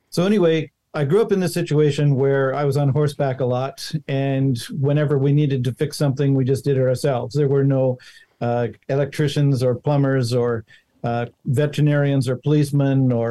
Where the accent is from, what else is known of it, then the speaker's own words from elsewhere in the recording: Montana, United States; born there; because I was born in Montana, and uh, and and the ranches out there are really big.